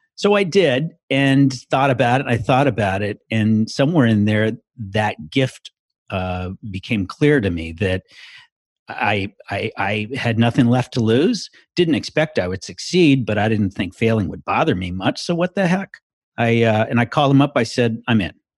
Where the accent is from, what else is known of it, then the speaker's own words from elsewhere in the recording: Washington, United States; also born or lived in Encino, California; my family moved up to Washington State